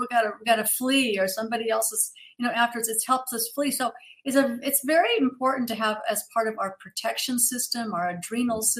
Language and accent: English; Kentucky, United States; born there; actually, I was born in Kentucky, so I know it's a long way from Georgia, but still, I, I can